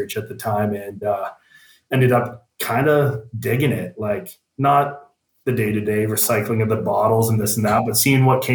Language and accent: English; Burlington, Ontario, Canada; also born or lived in Guelph; I grew up in Burlington